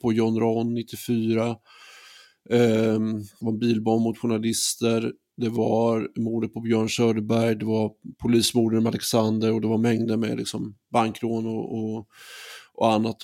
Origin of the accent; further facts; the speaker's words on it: Västervik, Kalmar County, Sweden; Västervik på 90-talet, eh, där jag växte upp